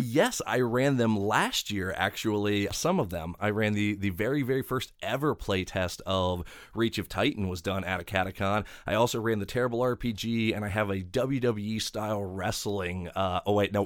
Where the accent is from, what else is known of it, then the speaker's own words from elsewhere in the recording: Maryland, United States; now in Ohio, United States; I'm originally from Maryland